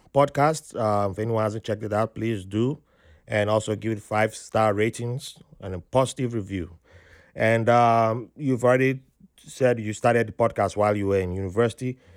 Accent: Benin City, Edo, Nigeria; moved away; also born or lived in Jos; I grew up in Benin there

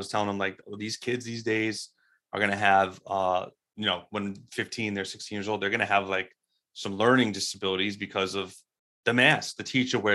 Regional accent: New York, United States; I'm a New Yorker

